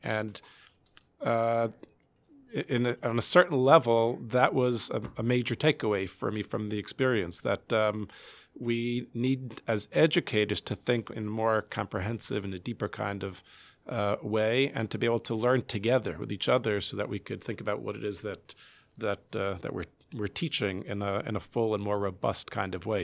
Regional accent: United States

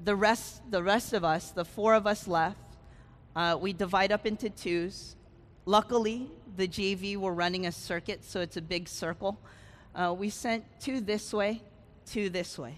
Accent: California, United States; moved away; I grew up in California.

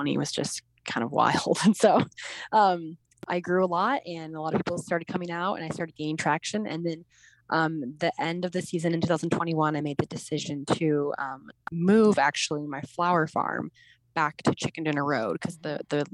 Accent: Caldwell, Idaho, United States; also born or lived in Utah; I grew up in Caldwell, Idaho

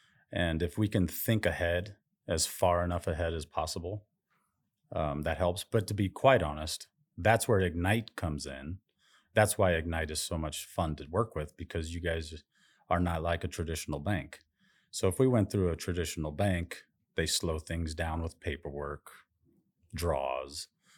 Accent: Las Vegas, Nevada, United States; Las Vegas, Nevada.

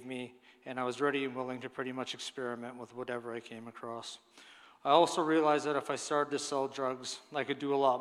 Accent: Cambridge, Ontario, Canada; also born or lived in Brampton, Ontario; When I was about 3, my family decided to move to Cambridge, where my parents bought a nice house in a nice neighborhood, where I grew up

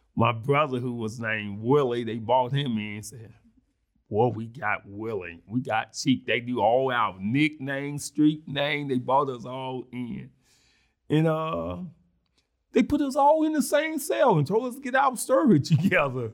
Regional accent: Mississippi, United States; accent: country grammar; now in Springfield, Illinois, United States; I was born and raised in Mississippi

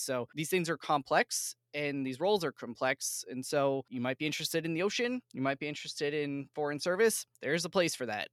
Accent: outside of Philadelphia, Pennsylvania, United States; I grew up outside of Philly

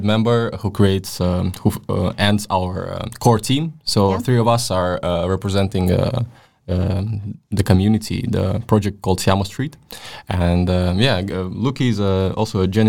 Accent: Latvia; moved away as an adult; now in Denmark; I was born in Latvia and raised in a Russian-speaking family

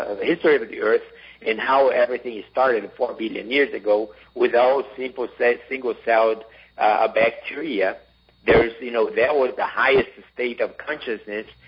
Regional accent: Brazil; in Brazil, or my home country

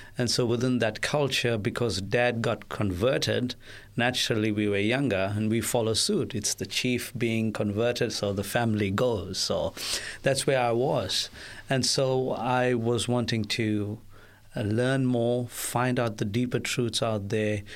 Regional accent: South Africa; I witnessed growing up in South Africa

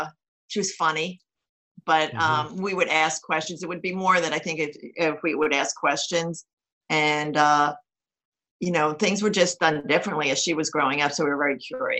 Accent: Levittown, Pennsylvania, United States; also born or lived in Philadelphia; Well, physically, I was born in Philadelphia Hospital, but I grew up in Levittown, Pennsylvania. And I was pretty traditional, working class to middle class upbringing

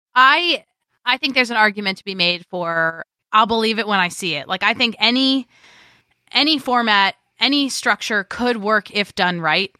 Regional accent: New York, United States; I am a New Yorker, and I love to talk over people

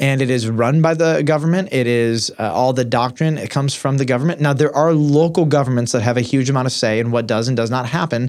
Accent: Detroit, Michigan, United States; in Detroit where I grew up

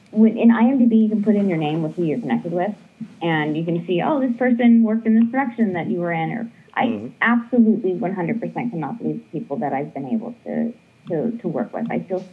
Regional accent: Ohio, United States; born or raised there; also born or lived in Arizona

